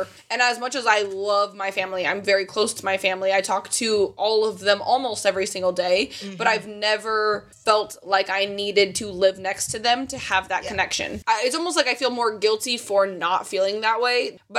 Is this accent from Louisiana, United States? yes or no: no; Indiana, United States; moved away; also born or lived in California; I grew up in Indiana and now I've spent time in California or on the coast and stuff.